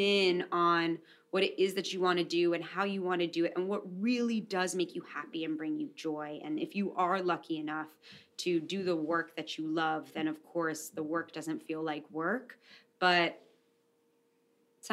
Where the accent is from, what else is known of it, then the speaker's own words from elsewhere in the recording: New York City, New York, United States; I'm a woman from New York City